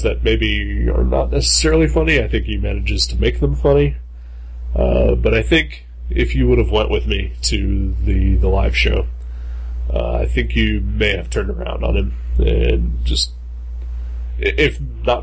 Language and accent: English; Dayton, Ohio, United States; I'm from Dayton.